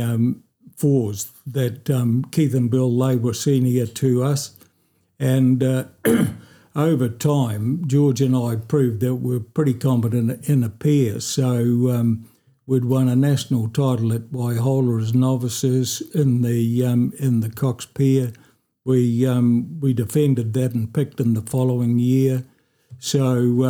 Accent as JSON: {"language": "English", "town": "Oamaru", "region": "Otago", "country": "New Zealand", "tie": "born or raised there", "said": "I was born here in Oamaru"}